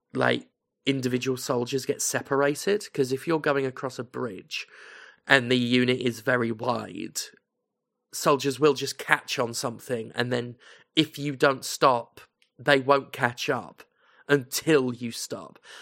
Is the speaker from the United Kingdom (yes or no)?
yes; United Kingdom; as a British person who knows British history